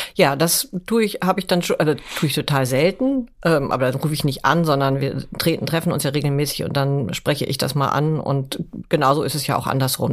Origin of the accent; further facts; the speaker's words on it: Hamburg, Germany; meine Heimat ist Hamburg